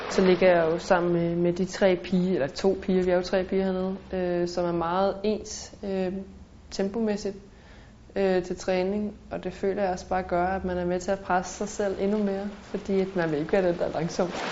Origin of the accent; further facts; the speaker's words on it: Denmark; moved away as an adult; now in Nice, France; hjemme i Danmark